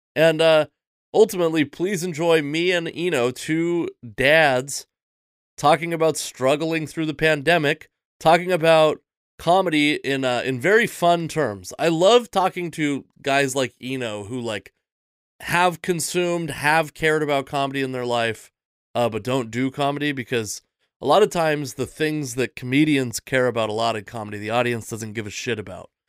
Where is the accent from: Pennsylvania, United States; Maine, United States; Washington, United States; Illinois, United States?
Washington, United States; Seattle; I'm from Seattle, which is like the most atheist